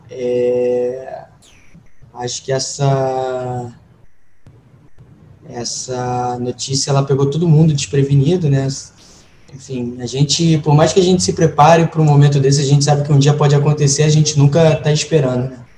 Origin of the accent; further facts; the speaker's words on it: Brazil; me entender como um latino-americano, mais do que brasileiro